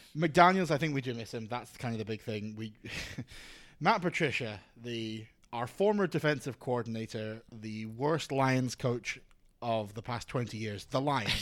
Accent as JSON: {"language": "English", "region": "Scotland", "country": "United Kingdom", "moved": "as an adult", "lives_now": "Australia", "said": "I'm from Scotland"}